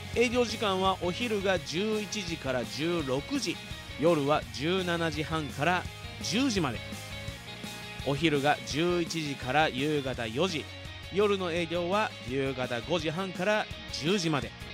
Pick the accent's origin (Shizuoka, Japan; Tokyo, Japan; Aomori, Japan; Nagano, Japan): Shizuoka, Japan; Fuji; 生まれも育ちも静岡県富士市